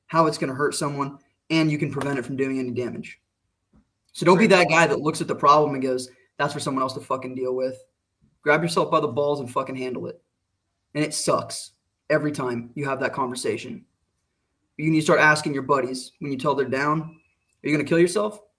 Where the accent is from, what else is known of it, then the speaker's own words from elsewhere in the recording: Arizona, United States; moved away as an adult; also born or lived in Pacific Northwest; I grew up in Arizona